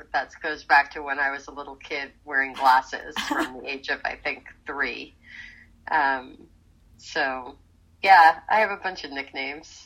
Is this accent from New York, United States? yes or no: yes; Rockland County, New York, United States; moved away as an adult; also born or lived in Philadelphia / Nyack; now in Los Angeles, United States; I grew up in Rockland County, right on the Hudson River.